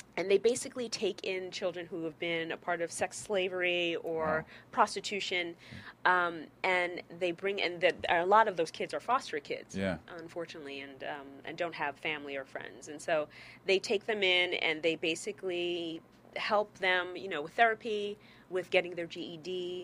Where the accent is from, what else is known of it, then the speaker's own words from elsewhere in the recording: New York, United States; We're both from New York. I mean, we used to dance together.